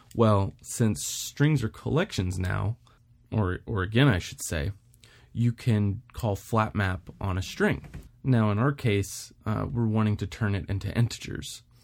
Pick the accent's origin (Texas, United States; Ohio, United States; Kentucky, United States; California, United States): Texas, United States; Houston; moved away as an adult; also born or lived in Wyoming / Florida; I was born and raised in Houston, Texas